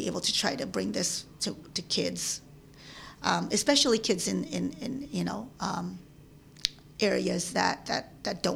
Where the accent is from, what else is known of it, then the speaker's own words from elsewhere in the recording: New Jersey, United States; English is a second language; also born or lived in Manila, Philippines / Southern California; We moved from Bloomfield, New Jersey to Mine Hill, New Jersey, a small town